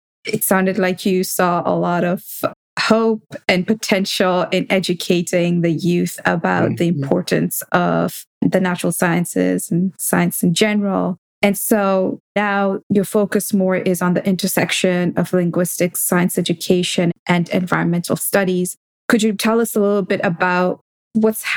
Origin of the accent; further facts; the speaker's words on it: Nairobi, Kenya; now in United States; the Nairobi I grew up in.